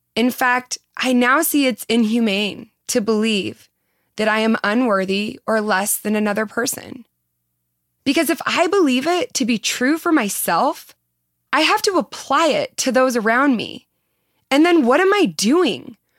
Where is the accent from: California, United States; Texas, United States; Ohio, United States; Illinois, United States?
California, United States; Southern; accent: Valley Girl; I was born in Southern California and have been accused of having a Valley Girl accent